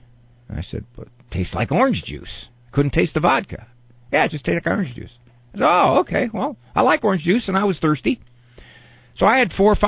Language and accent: English; Canton, Ohio, United States; Canton, Ohio, my hometown here